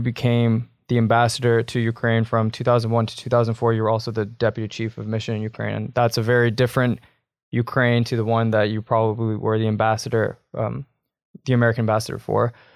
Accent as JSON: {"language": "English", "country": "Canada", "said": "I'm a Canadian as well"}